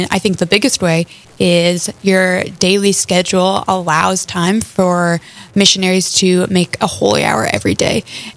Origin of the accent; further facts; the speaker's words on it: Lincoln, Nebraska, United States; moved away as an adult; now in Fargo, United States; I'm originally from Lincoln, Nebraska, where I grew up and went to college at the University of Nebraska-Lincoln